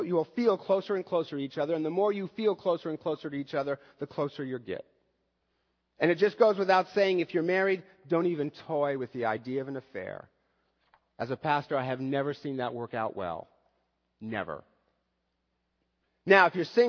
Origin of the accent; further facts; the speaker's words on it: United States; as an American male